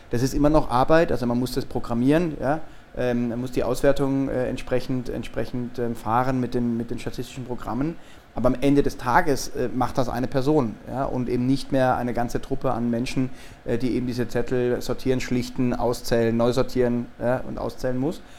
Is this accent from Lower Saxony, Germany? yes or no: no; Freiburg, Baden-Württemberg, Germany; Ähm, äh, aus Baden-Württemberg, aus der Freiburger Gegend, ähm, habe in Freiburg auch mein Abitur gemacht